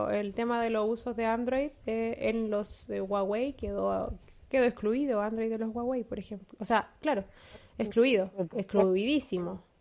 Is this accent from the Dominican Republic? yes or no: no; Chile; ¿Cómo, nosotros podemos? españoles, no, como chilenos.